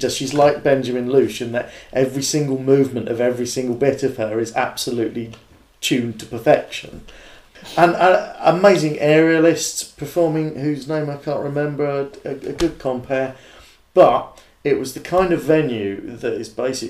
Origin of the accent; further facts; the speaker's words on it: England, United Kingdom; I'm quite English